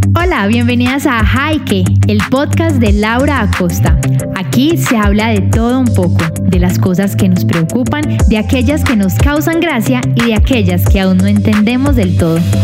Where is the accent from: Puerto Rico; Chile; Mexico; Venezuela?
Venezuela; como buena venezolana